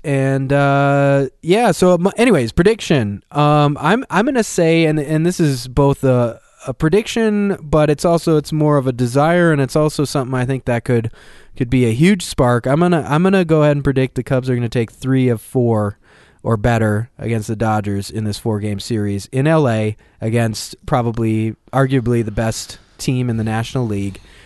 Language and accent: English; Minnesota, United States; now in Los Angeles, United States; I grew up in Minnesota